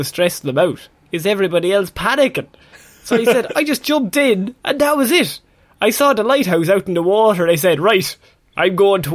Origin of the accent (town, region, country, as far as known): Ireland